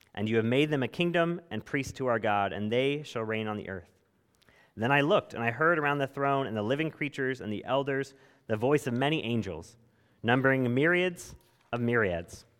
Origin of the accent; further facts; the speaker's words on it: California, United States; moved away; growing up in California